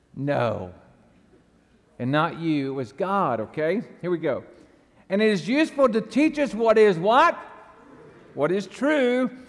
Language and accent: English; the South, United States; I was raised in the South